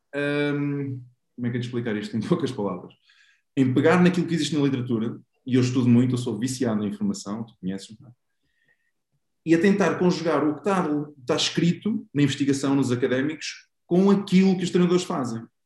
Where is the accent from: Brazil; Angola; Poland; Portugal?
Portugal; Aveiro, Centro; joguei no Beira-Mar também, sou da Aveiro.